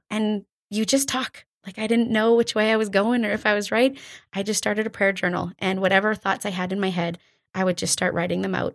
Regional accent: Drayton Valley, Alberta, Canada; moved away as an adult; also born or lived in Calgary; now in Airdrie, Canada; I was born and raised in Drayton Valley.

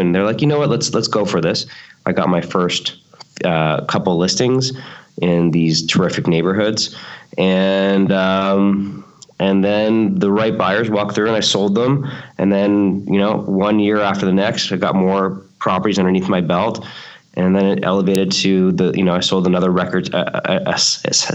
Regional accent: Toronto, Ontario, Canada; now in Los Angeles, United States; where I grew up in Toronto, Canada, and we moved here in 1995

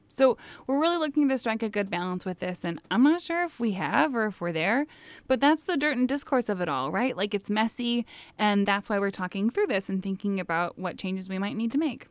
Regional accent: Midwest, United States; our Midwestern takes

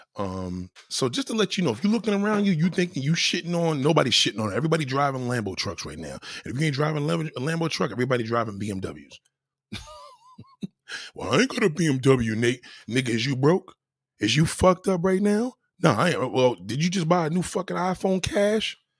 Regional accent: New York, United States; me growing up in New York

